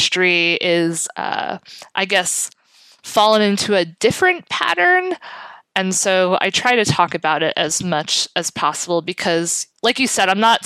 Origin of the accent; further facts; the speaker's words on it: New York City, New York, United States; now in Jersey City, United States; I live in Jersey City. I'm originally from South Brooklyn. I've always lived in this area